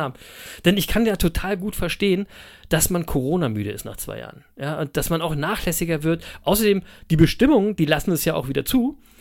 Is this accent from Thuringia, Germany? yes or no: no; Berlin, Germany; ich bin ja auch in Berlin geboren und aufgewachsen